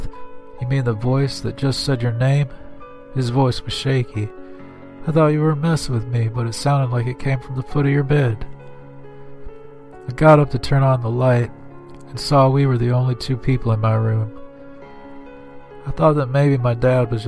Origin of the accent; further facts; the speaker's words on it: Grapevine, Texas, United States; my hometown of Grapevine, Texas